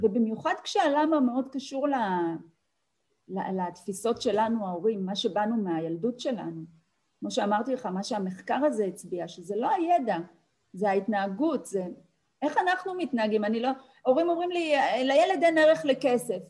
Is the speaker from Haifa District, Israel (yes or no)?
no; Tel Aviv, Tel Aviv District, Israel; אני באתי מבית וחוויתי מחסור, בית שלא היה בו הרבה, שכונה בדרום תל אביב